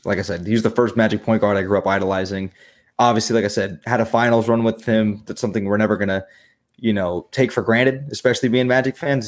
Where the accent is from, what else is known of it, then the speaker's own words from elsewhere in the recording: Jacksonville, Florida, United States; moved away as an adult; now in Orlando, United States; I'm born and raised in Jacksonville, Florida, um, twenty-two years of my life, but I did move down here to Orlando